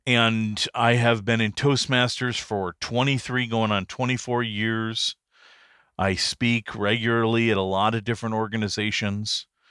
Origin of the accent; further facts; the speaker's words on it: Detroit, Michigan, United States; also born or lived in Pontiac, Michigan / Birmingham, Michigan / Beverly Hills, Michigan; I was born and raised in Michigan, Detroit area. I was actually born in Pontiac